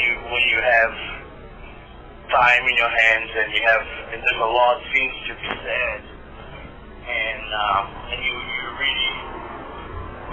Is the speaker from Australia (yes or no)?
no; Brazil; I grew up in Brazil